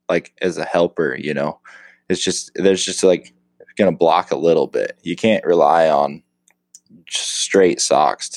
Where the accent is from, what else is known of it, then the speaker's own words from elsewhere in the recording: Eastern Oregon, United States; I'm from a little town in Eastern Oregon. Grew up hunting deer and elk